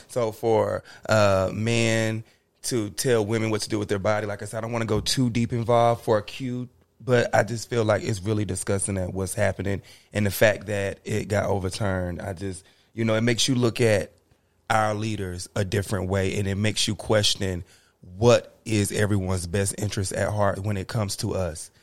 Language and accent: English; North Carolina, United States; moved away as an adult; now in California, United States; I'm from North Carolina